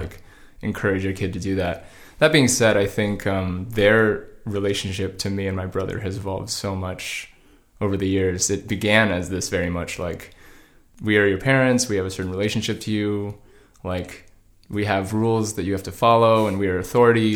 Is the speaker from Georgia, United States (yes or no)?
yes; Georgia, United States; now in Los Angeles, United States; I grew up in Georgia.